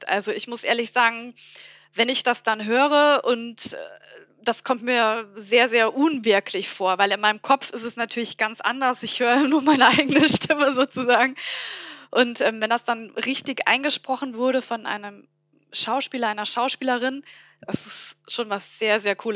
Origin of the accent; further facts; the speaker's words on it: Bavaria, Germany; accent: Bavarian; Ich bin ja gebürtige Fränkin, auch wenn man es nicht hört. Und äh, bin eben auch mit Bayerisch aufgewachsen.